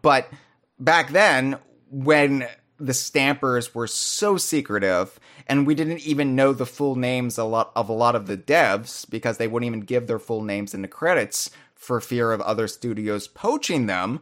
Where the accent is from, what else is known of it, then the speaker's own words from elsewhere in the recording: United States; I was a sheltered American youth. who didn't really have much exposure, you know, outside of my home country at the time